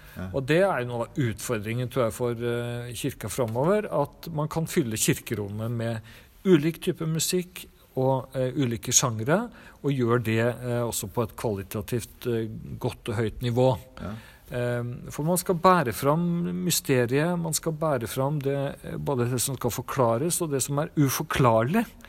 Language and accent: Norwegian; Trondheim, Trøndelag, Norway; moved away; also born or lived in Siljan, Telemark; jeg vokste opp i Trondheim